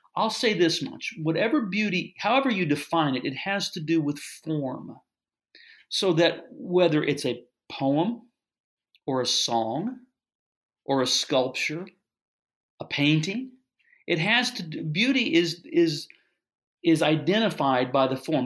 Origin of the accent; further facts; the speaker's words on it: Kansas City, United States; I'm from the Kansas City area, so I grew up a Royals fan